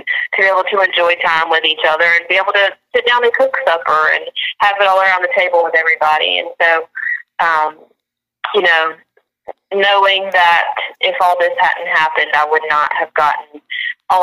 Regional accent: Angier, North Carolina, United States; my hometown in Ander, North Carolina

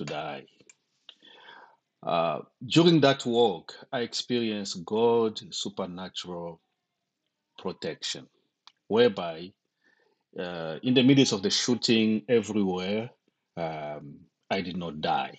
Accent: DR Congo; also born or lived in Zambia / Zimbabwe; now in United States; I'm originally from the Congo, Democratic Republic of Congo. Currently living in the United States and lived in Zimbabwe for two decades.

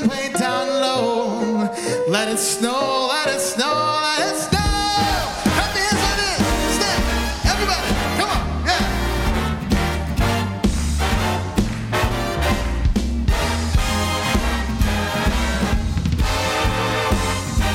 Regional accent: Trinidad & Tobago; moved away; I'm from Trinidad

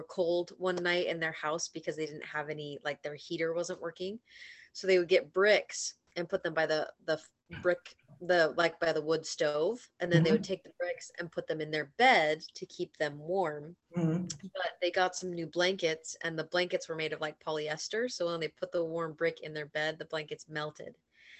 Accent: Portland, Oregon, United States; moved away as an adult; now in Hawaii, United States; I am from Portland, Oregon

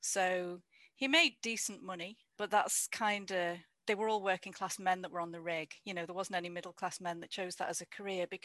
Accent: the Wirral, North West England, United Kingdom; moved away as an adult; also born or lived in Liverpool / Derby; now in Cheshire, United Kingdom; I grew up on the Wirral, which is in between sort of Liverpool, Wales

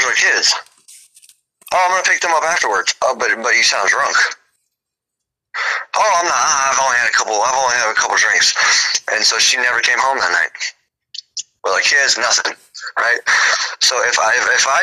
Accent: Texas, United States; moved away; also born or lived in Mississippi / South Carolina; I grew up in Texas, born in Mississippi

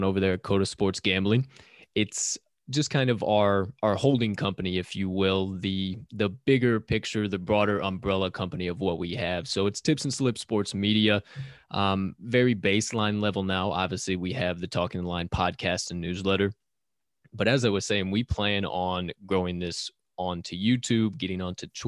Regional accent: Southern Illinois, United States; also born or lived in Bloomington-Normal, Illinois; now in Chicago, United States; I grew up in Southern Illinois.

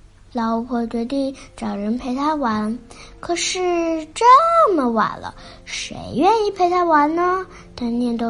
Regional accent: Beijing, China; 今年六岁，我来自北京。

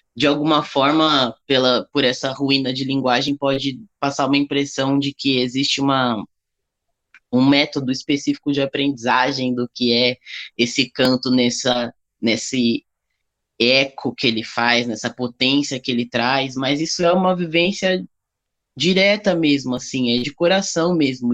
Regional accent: São Paulo, Brazil; also born or lived in Bahia; Eu sou nascido na Bahia, mas eu fui criado toda a minha vida em São Paulo

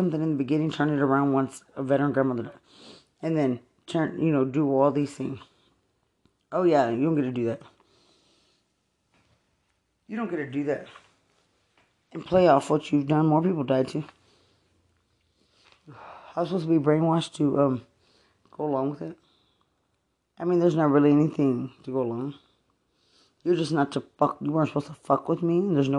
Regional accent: United States; I'm an American.

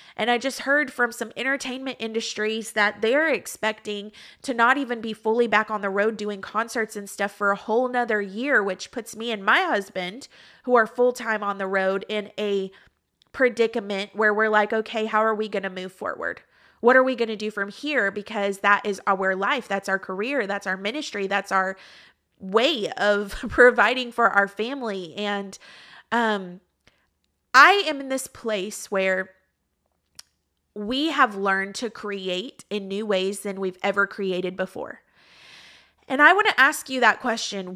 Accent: Texas, United States; moved away as an adult; also born or lived in Georgia; now in Florida, United States; I was raised and lived in Texas the majority of my life

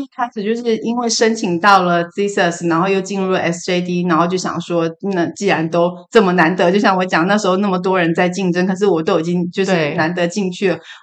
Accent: Taiwan; moved away as an adult; now in California, United States; 我们台湾人

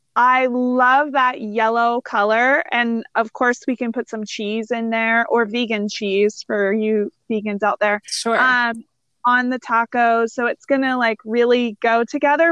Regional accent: Missouri, United States; born or raised there

